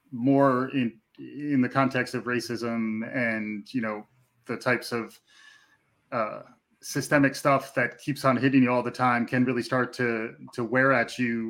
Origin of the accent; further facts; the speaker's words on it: New York, United States; as a New Yorker